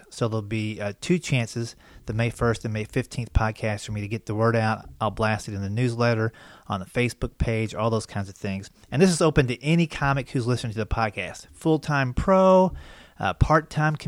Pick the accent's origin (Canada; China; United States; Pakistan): United States; Versailles, Kentucky; also born or lived in West Virginia; I grew up in Versailles, Kentucky